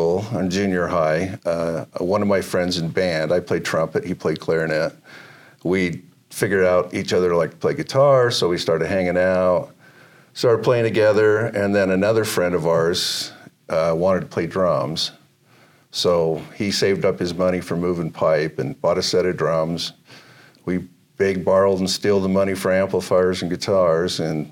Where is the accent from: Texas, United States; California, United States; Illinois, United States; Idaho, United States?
Idaho, United States; Pocatello; moved away; I'm from Pocatello